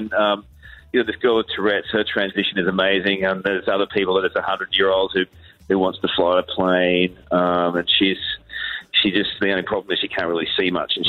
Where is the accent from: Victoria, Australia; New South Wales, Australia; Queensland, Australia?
Queensland, Australia; Brisbane; moved away; I'm from Brisbane, Capalaba originally